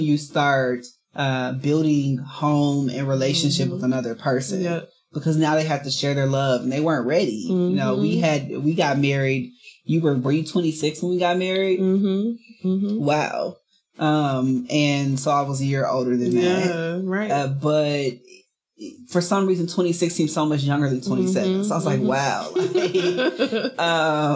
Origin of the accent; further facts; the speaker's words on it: Chicago, Illinois, United States; moved away as an adult; We moved from Chicago, where I lived my entire life